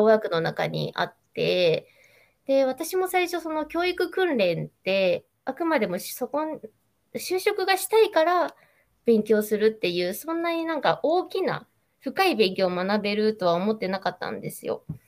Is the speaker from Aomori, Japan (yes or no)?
no; Nagoya, Aichi, Japan; accent: Nagoya dialect; 名古屋弁がちょこちょこ出るかもしれな